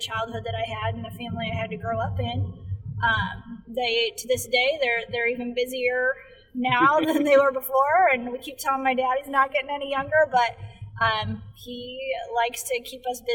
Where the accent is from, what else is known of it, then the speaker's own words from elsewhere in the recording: Dwight, Illinois, United States; I grew up in Dwight, Illinois